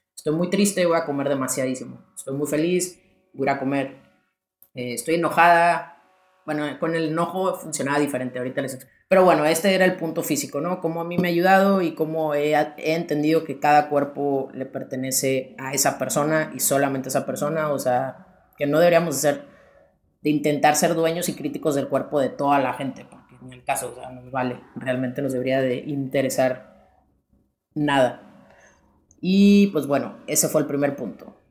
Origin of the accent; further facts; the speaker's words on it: Sonora, Mexico; moved away as an adult; also born or lived in León, Guanajuato; now in Spain; soy de Sonora, vivo en León